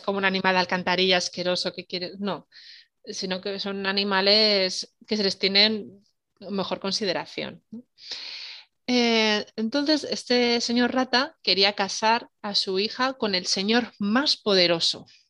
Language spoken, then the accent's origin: Spanish; Salamanca, Castile and León, Spain; Yo soy de Salamanca